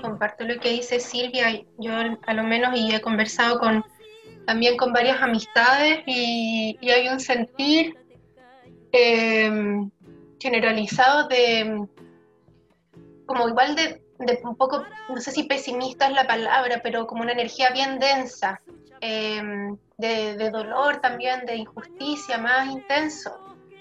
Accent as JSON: {"language": "Spanish", "country": "Chile", "said": "merecemos, digamos, como pueblo chileno"}